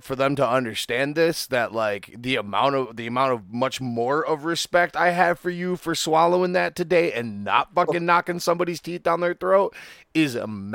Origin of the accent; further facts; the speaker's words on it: Muskegon, Michigan, United States; I grew up watching here in Muskegon in the late 80s and the early 90s